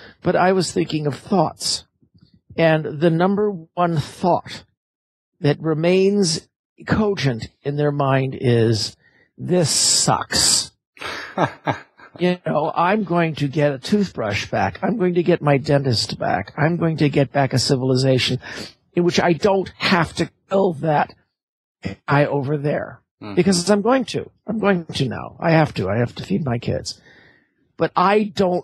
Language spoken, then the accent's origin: English; Los Angeles, California, United States; I grew up in Los Angeles